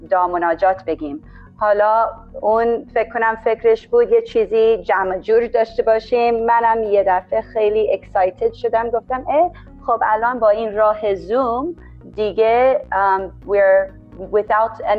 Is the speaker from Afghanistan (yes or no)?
no; Atlanta, Georgia, United States; also born or lived in Tennessee; now in Spain; من آمریکا به دنیا اومدم در تنسی ولی آتلانتا بزرگ شدم و الان تقریبا یه 6 ساله که اسپانیا هستیم